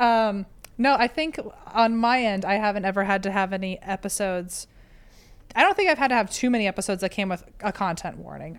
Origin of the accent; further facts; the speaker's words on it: Virginia, United States; I'm from Virginia